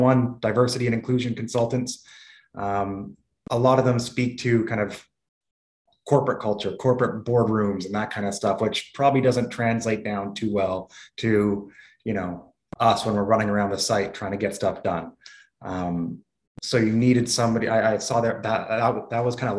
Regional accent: Vancouver, British Columbia, Canada; I was born in Vancouver, you know, half white, half black kid raised by my white mother in an Asian neighborhood

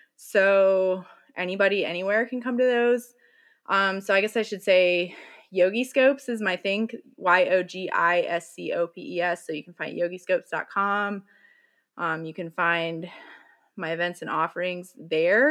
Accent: Bible Belt, the South, United States; I grew up in the Bible Belt

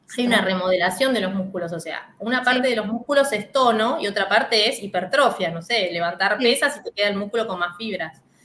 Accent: Mercedes / Trenque Lauquen, Buenos Aires Province, Argentina; now in Buenos Aires, Argentina; la provincia de Buenos Aires, acá en Argentina, que es Mercedes y Trenquelauquen. Es mi ciudad natal

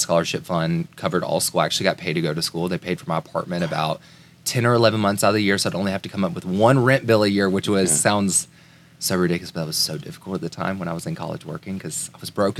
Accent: Tuscaloosa, Alabama, United States; I grew up in Tuscaloosa, Alabama, Roll Tide.

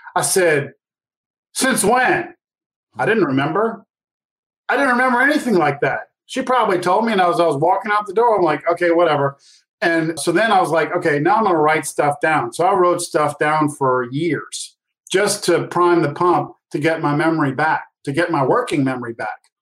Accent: New Orleans, Louisiana, United States; I grew up in New Orleans

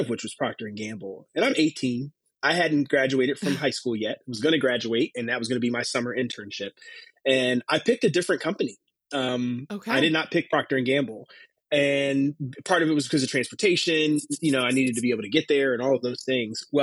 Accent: Philadelphia, Pennsylvania, United States; moved away as an adult; now in Cincinnati, United States; the small church that I grew up in back in Philadelphia

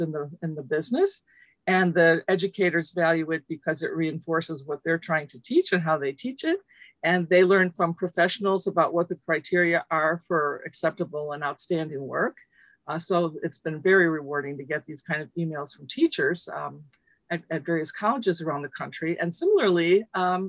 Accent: Chicago, Illinois, United States; first language Lithuanian; English is a second language; I grew up in Chicago, the child of refugees from Lithuania. I was monolingual in Lithuanian until I started kindergarten

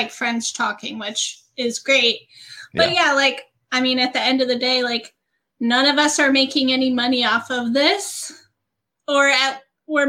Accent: small town in Georgia, United States; I grew up in a small town in Georgia. That's where I'm from.

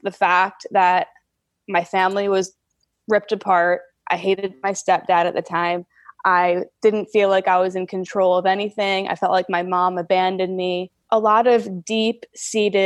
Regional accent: New Jersey, United States; moved away; So I'm from New Jersey originally

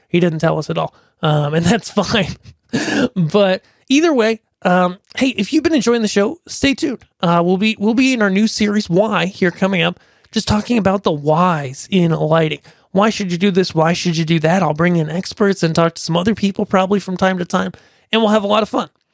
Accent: Pennsylvania, United States; my hometown, which is a s, not a big town, it's a small town in Pennsylvania

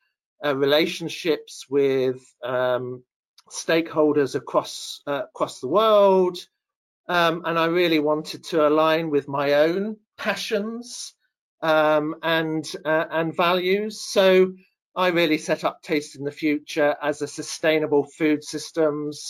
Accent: Devon, South West England, United Kingdom; I grew up in the county of Devon, which is in the southwest part of England

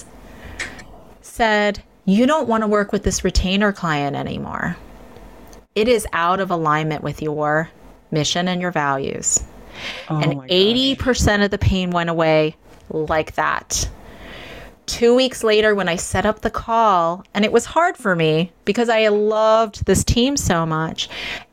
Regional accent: United States; I'm Chinese American

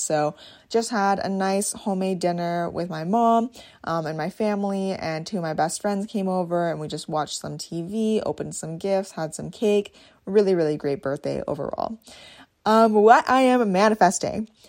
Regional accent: Swan Lake First Nation, Manitoba, Canada; I'm Bear Clan from Swan Lake First Nation, Treaty One Territory

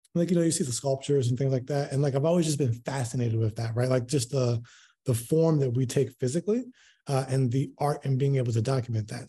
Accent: Baltimore, Maryland, United States; moved away as an adult; now in Houston, United States; I'm originally from Baltimore, moved to Houston in twenty nineteen.

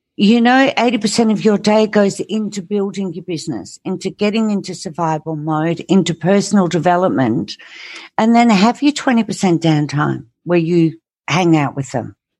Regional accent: England, United Kingdom; I grew up in England

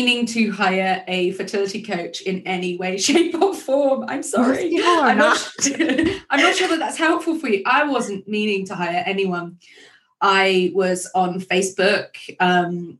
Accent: England, United Kingdom; I just feel like such a posh English person

